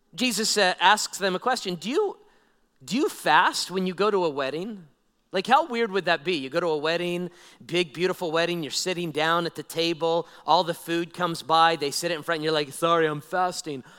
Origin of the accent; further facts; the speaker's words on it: Nevada, United States; I'm a old Nevada guy, born and raised in Nevada